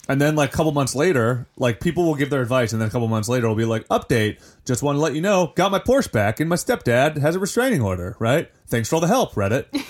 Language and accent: English; Ohio, United States; I'm from Ohio